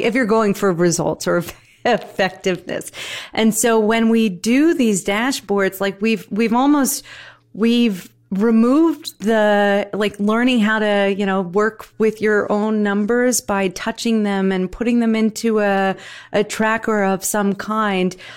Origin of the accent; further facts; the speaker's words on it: New Jersey, United States; I'm from Jersey, okay? Dirty Jersey